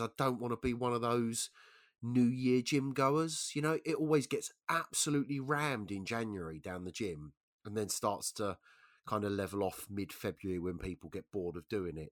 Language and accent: English; London, United Kingdom; I'm a Londoner, right, so I'm used to being out in London of an evening